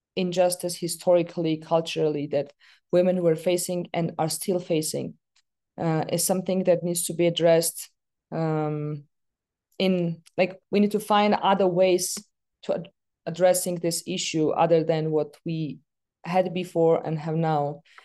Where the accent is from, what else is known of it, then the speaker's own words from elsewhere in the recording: Yerevan, Armenia; I was born in the capital of Armenia, in Yerevan.